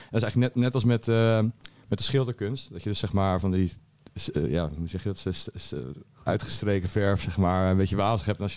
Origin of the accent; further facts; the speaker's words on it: Alphen aan den Rijn, South Holland, Netherlands; Al van de Rijn.